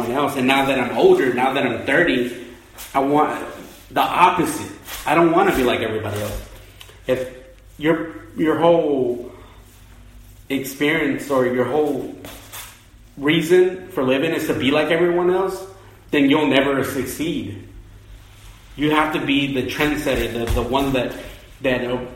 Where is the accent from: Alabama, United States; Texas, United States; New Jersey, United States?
Texas, United States; Houston; Being from Texas, well, being from Houston specifically, it's like essentially being Mexican in a sense where all my classmates were Mexican